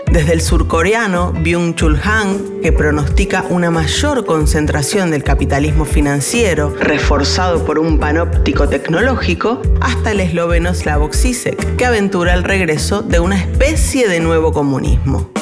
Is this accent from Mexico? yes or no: no; Argentina; en nuestro país viven 3 millones de personas